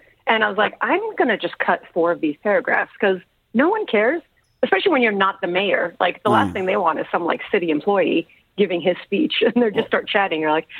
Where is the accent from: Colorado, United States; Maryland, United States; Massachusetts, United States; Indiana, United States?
Massachusetts, United States; Central; now in New York, United States; as a brown kid growing up in Central Mass